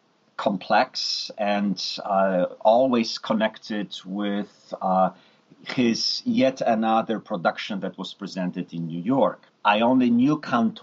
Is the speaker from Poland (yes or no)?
yes; Poland; moved away; I could speak Polish and that I was actually from Poland